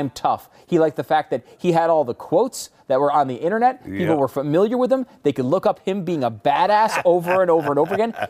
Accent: Texas, United States; from Texas, by the way.

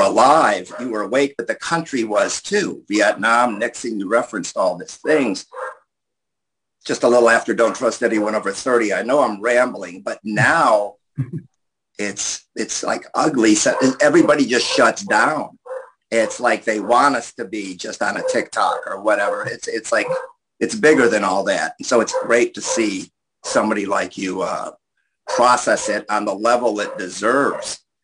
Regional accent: New York City, New York, United States; I'm from Queens

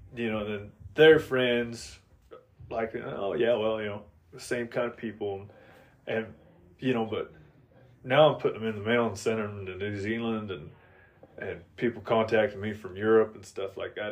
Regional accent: Oregon, United States; I'm originally from Oregon

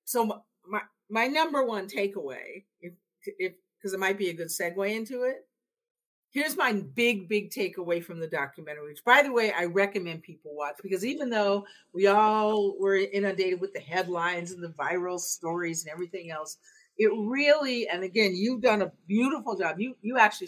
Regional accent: Seattle, Washington, United States; I'm from Seattle

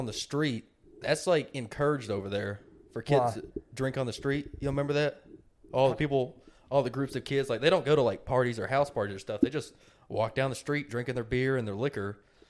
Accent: United States; I'm American

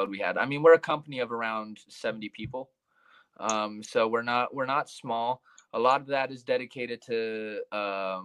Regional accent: United States; also born or lived in Poland; I'm American, but I'm also a Polish citizen

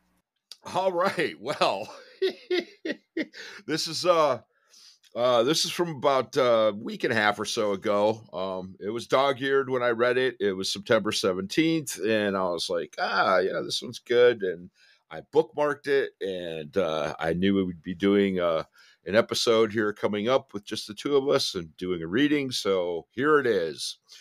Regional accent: Detroit, Michigan, United States; I'm from Detroit

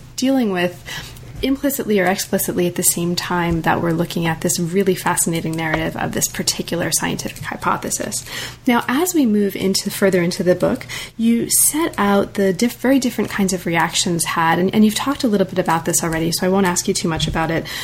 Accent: United States; I'm very American

